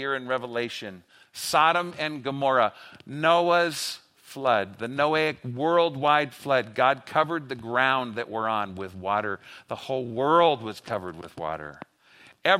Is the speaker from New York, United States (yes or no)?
no; Los Angeles, California, United States; I grew up in LA.